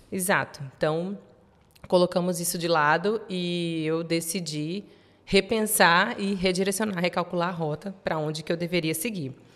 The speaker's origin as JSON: {"language": "Portuguese", "region": "interior of São Paulo", "country": "Brazil", "tie": "born or raised there", "also_born_or_lived": "beach town in Brazil", "moved": "as an adult", "lives_now": "Portugal", "said": "eu nasci em São Paulo, nasci no interior de São Paulo, mas vivi muito tempo em praia, em cidade de praia"}